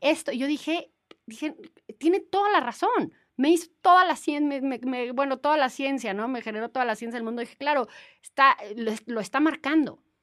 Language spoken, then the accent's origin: Spanish; Mexico; como mexicanos